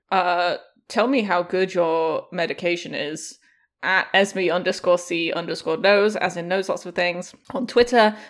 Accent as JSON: {"language": "English", "town": "York", "region": "Yorkshire and the Humber", "country": "United Kingdom", "tie": "born or raised there", "said": "a chocolate bar made in my hometown called a Yorkie."}